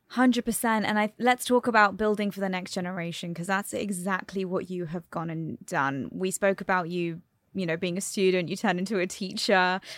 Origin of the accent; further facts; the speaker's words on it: London, United Kingdom; now in United Arab Emirates; Born and raised in London, Indian heritage